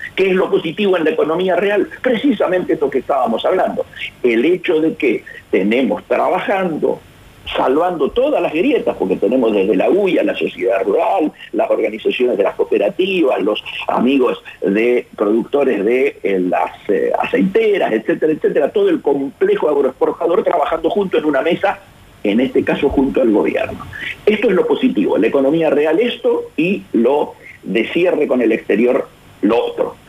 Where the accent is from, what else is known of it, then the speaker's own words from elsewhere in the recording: Patagonia, Argentina; moved away as an adult; also born or lived in Resistencia, Chaco, Argentina; now in Buenos Aires, Argentina; yo, nacido, nacido en Resistencia Chaco y criado en la Patagonia